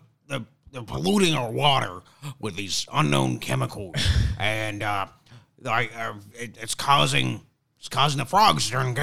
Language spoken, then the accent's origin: English; Texas, United States; now in New York, United States; I'm from Texas.